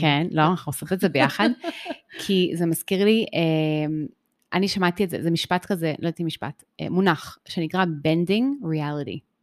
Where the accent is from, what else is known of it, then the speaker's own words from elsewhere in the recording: Israel; also born or lived in United States; באתי לארץ בכיתה ב', ובאתי לבית ספר